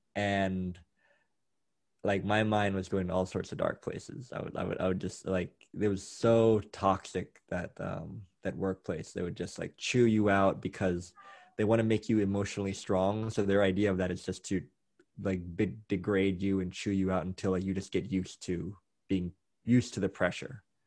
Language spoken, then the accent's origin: English; Thailand; growing up in Thailand